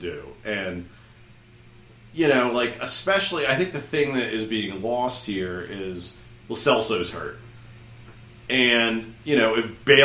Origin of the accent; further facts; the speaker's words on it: United States; I say this as an American